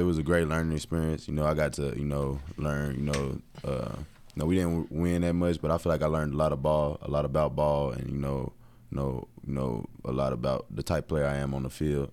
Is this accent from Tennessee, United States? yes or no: yes; Tennessee, United States; also born or lived in Atlanta; I'm not from Knoxville, but, like, in-state guy